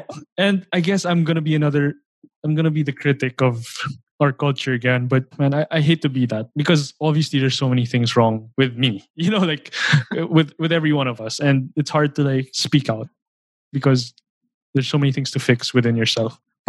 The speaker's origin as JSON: {"language": "English", "country": "Philippines", "said": "I know it because I'm a Filipino."}